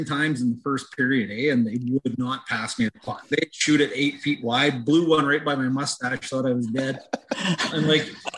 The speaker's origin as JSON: {"language": "English", "region": "Western Canada", "country": "Canada", "tie": "born or raised there", "said": "I'm from Western Canada"}